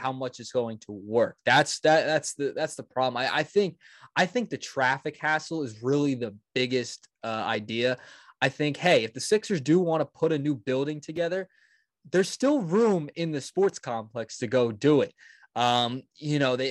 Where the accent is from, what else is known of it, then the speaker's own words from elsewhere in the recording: New Jersey, United States; we're all from South Jersey.